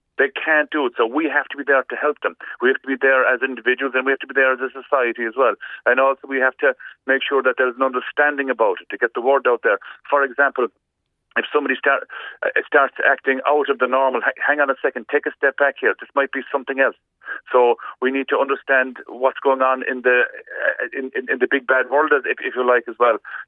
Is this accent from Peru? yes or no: no; Kerry, Munster, Ireland; where I grew up in Kerry